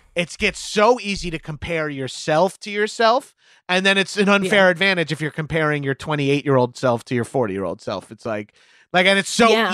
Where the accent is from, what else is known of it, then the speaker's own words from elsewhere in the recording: New York, United States; I grew up in New York in the 90s and 2000s